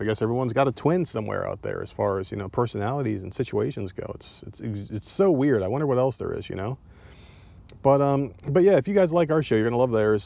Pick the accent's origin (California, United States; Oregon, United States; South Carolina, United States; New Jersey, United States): South Carolina, United States; I'm from South Carolina